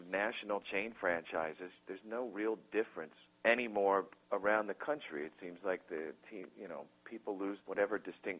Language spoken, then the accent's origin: English; Puyallup, Washington, United States; moved away; I was born in Puyallup and grew up in Puyallup-ish. Most of my school was actually up on South Hill, which is technically not even the town, but Pierce County